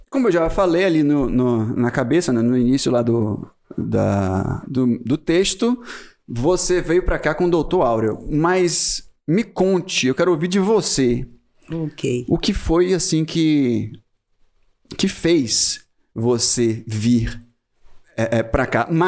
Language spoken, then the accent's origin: Portuguese; Chile; moved away as an adult; now in Vale do Capão, Brazil; Sou chilena.